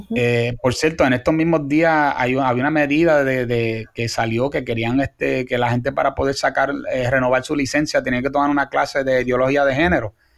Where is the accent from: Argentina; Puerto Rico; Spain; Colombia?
Puerto Rico; nosotros como puertorriqueños